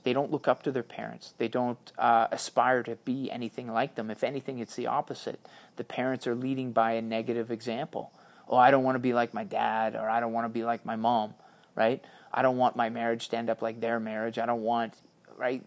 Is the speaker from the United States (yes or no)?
no; Canada; Being Canadian means an awful lot to me